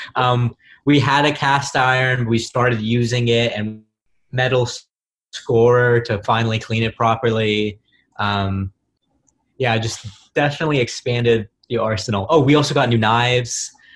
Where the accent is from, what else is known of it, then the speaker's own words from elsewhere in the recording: Bay Area, California, United States; also born or lived in Los Angeles; now in New York, United States; I'm from the Bay Area